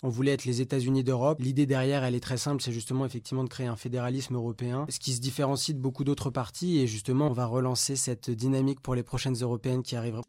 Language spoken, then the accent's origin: French; Vendôme, Centre-Val de Loire, France; je viens de Vendôme, dans le Loir-et-Cher